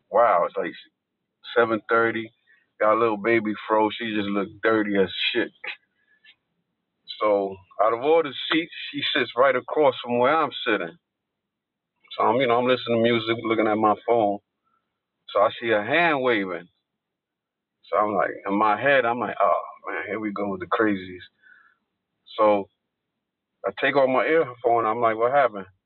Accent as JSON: {"language": "English", "town": "New York City", "region": "New York", "country": "United States", "said": "I am naturally from Brooklyn, Coney Island"}